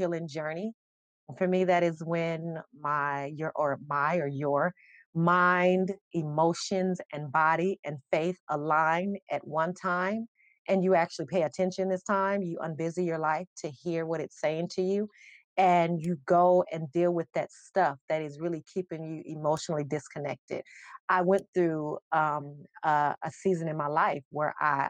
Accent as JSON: {"language": "English", "town": "Las Vegas", "region": "Nevada", "country": "United States", "tie": "born or raised there", "also_born_or_lived": "Charlotte, North Carolina", "moved": "yes", "lives_now": "Columbus, United States", "said": "I'm from Vegas, born and raised, but I came to Columbus by way of Charlotte."}